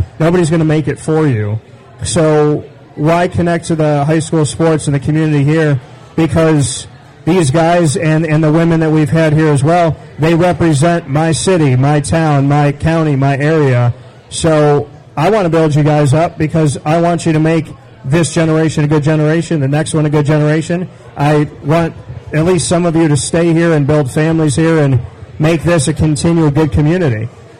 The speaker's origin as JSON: {"language": "English", "town": "Syracuse", "region": "New York", "country": "United States", "tie": "born or raised there", "also_born_or_lived": "Orlando, Florida", "moved": "as an adult", "said": "Central New York. I was from here. I mean, I was born and raised on the north side."}